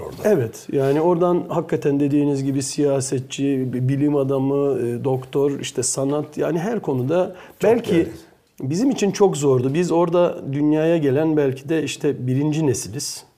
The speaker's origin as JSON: {"language": "Turkish", "country": "Belgium", "tie": "born or raised there", "moved": "as an adult", "lives_now": "Turkey", "said": "Belçika'da doğduğum için de Belçikalı e, e, de aynı zamanda"}